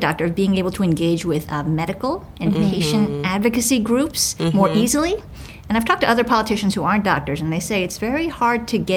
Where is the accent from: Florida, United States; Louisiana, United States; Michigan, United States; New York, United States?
New York, United States; New York City; I grew up in Manhattan in New York City